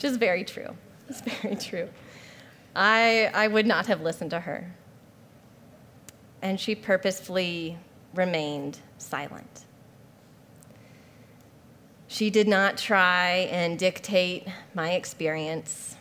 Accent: Spokane, Washington, United States; also born or lived in Hawaii; the school that's literally in my hometown where my dad teaches

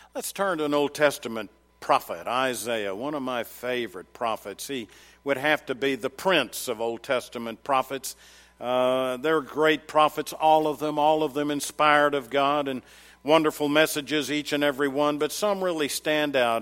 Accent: Murfreesboro, Tennessee, United States; I come from Middle Tennessee, and in case you didn't know, Murfreesboro, Tennessee, garden spot of America

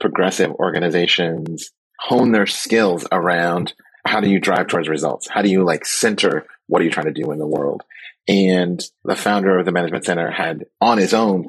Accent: Oakland, California, United States; born and raised in Oakland, and I came up during the height of the drug war.

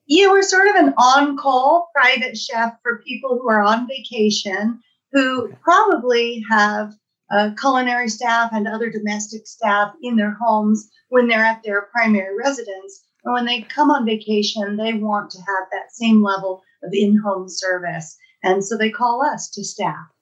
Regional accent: Los Angeles, California, United States; moved away as an adult; now in Truckee, United States; I moved to Truckee from my hometown of Los Angeles

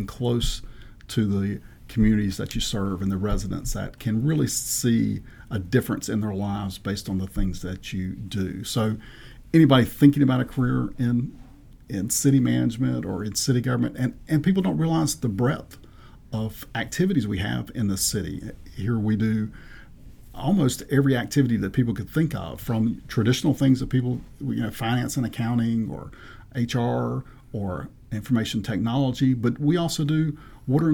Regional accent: Eastern North Carolina, United States; moved away as an adult; also born or lived in Chapel Hill, North Carolina / Winston-Salem, North Carolina / Greensboro, North Carolina; now in Manassas, United States; I grew up in Eastern North Carolina and spent my childhood there

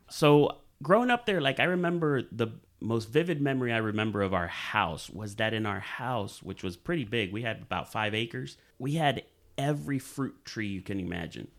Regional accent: Dominican Republic; moved away; Growing up in Dominican Republic

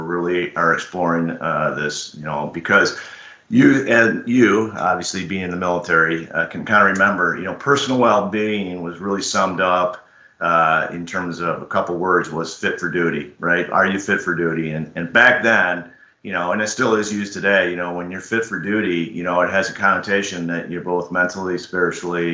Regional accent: Chicago, Illinois, United States; I grew up in Chicago

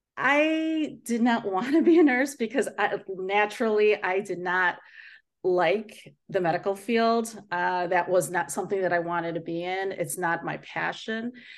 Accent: Chicago, Illinois, United States; born and raised in the Chicago area, uh, but I am Filipino

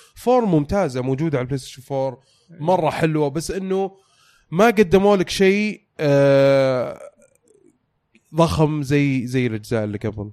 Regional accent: Saudi Arabia; عندنا في السعودية

